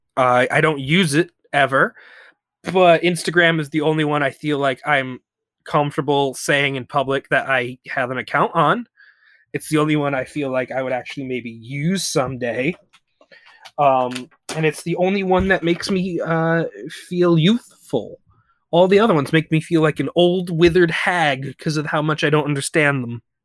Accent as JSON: {"language": "English", "region": "the South", "country": "United States", "said": "I'm an American man"}